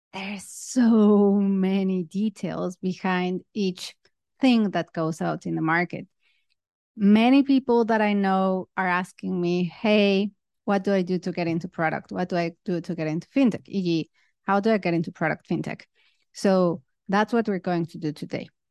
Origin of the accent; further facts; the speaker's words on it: Mexico; moved away as an adult; also born or lived in United Kingdom; now in Singapore; I'm originally from Mexico, but then I moved to the U K to study my master's